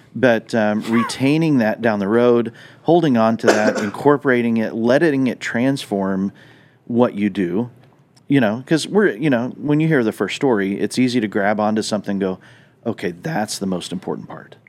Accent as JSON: {"language": "English", "region": "Southwest", "country": "United States", "tie": "born or raised there", "moved": "yes", "said": "growing up in the Southwest"}